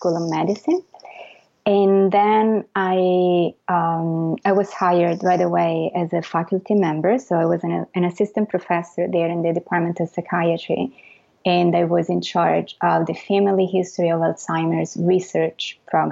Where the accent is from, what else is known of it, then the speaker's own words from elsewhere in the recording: Florence, Tuscany, Italy; moved away as an adult; I'm Italian. First of all, full disclosure, I was born and raised in Florence in Italy, and I went to school in Italy